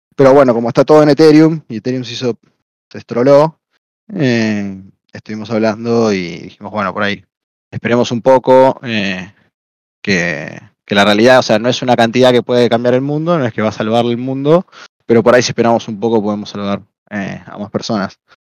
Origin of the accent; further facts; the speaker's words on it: Argentina; soy argentino